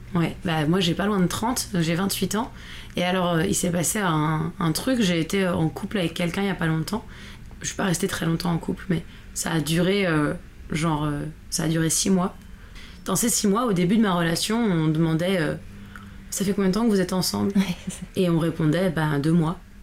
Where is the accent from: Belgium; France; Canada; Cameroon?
France; on est des Français